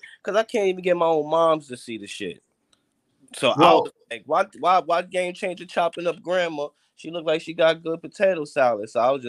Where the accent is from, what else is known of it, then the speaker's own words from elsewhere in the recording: New York, United States; I'm from New York